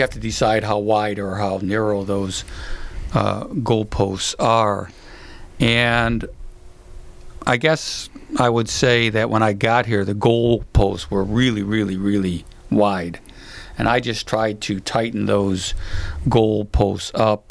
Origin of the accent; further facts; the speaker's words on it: Chicago, Illinois, United States; moved away; also born or lived in Florida / upstate New York / Santa Monica, California; growing up in Chicago